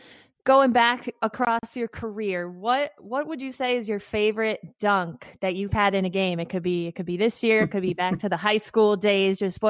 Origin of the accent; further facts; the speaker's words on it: White Plains, New York, United States; I'm from White Plains, a little bit outside of New York City. Grew up as a basketball player there.